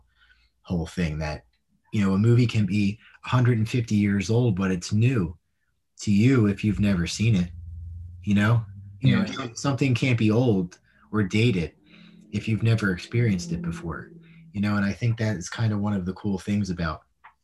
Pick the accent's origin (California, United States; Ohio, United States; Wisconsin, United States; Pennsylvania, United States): Pennsylvania, United States; Philadelphia; I grew up in Northeast Philly, so row home was very close proximity to each other